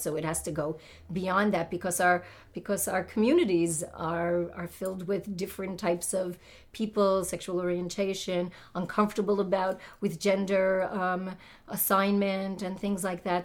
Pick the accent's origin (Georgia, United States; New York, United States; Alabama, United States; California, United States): New York, United States; New York City; I was brought up in the Haredi community of Brooklyn, New York